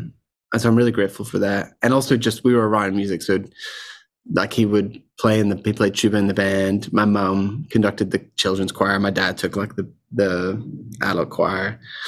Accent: Ireland; Okay, so I grew up in Ireland around a very musical family. We were in the Salvation Army.

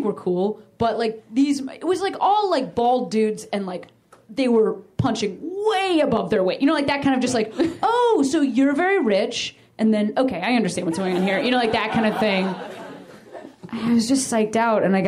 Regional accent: Chicago, Illinois, United States; I'm from Chicago

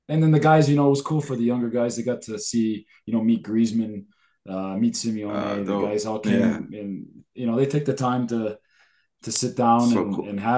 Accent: Canada; I'm from Canada

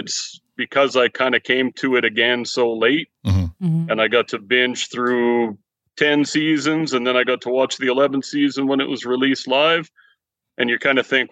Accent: Edmonton, Alberta, Canada; I'm from Edmonton, born and raised out here in Edmonton my whole life

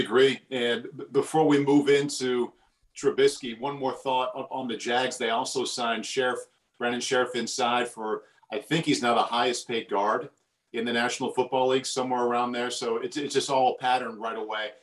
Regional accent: Midwest, United States; moved away; I'm from the Midwest. It's springtime, and we're always aware of tornadoes at this time of year back home

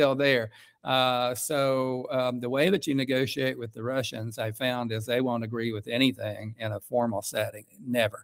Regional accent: Coalwood, West Virginia, United States; moved away; when I was a boy growing up in Colwood

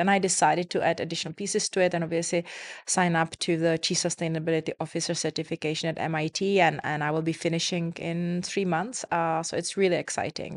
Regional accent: Czechia; now in Dubai, United Arab Emirates; I come from Czech Republic

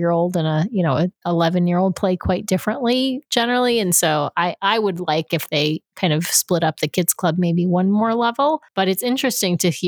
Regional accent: Long Island, New York, United States; I grew up in Long Island, New York

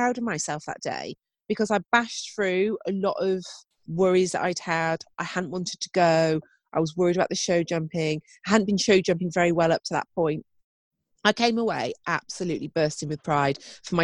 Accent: United Kingdom; us being British

